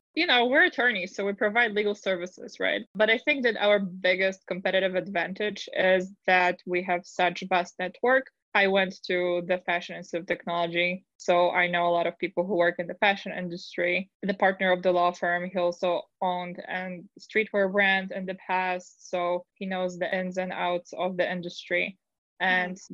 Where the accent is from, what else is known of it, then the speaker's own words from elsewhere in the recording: Poland; English is a second language; moved away as an adult; now in United States; I'm originally from Poland, so it's been quite a journey because I really had to work on my English.